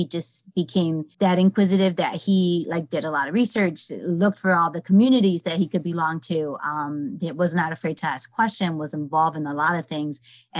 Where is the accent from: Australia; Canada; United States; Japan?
United States; Hartford, Connecticut; now in Manchester, United States; I use she, her, hers, ella. I am in Manchester, but I'm originally from Hartford, Connecticut.